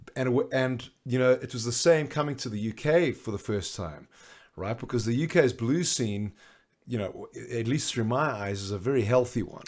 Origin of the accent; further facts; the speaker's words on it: Johannesburg, Gauteng, South Africa; I grew up in Johannesburg